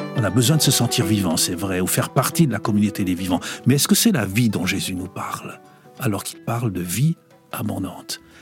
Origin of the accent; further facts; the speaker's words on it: Lorraine, Grand Est, France; now in Switzerland; la cité minière de mon enfance en Lorraine, où j'avais grandi